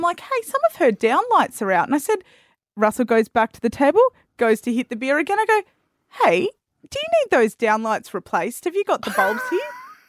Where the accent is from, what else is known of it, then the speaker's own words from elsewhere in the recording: East Coast, Australia; now in Western Australia, Australia; I am originally from the East Coast.